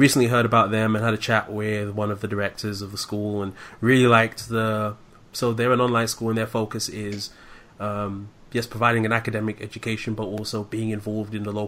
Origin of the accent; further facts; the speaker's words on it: London, United Kingdom; moved away as an adult; now in Medford, United States; I'm originally from London, born and raised in the UK, and moved over here in April of last year